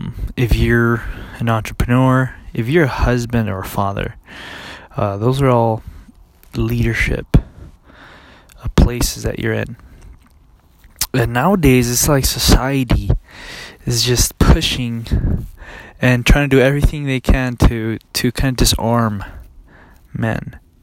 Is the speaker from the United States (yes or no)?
yes; California, United States; Okay, I grew up in, since I was 13, I grew up in California with my father.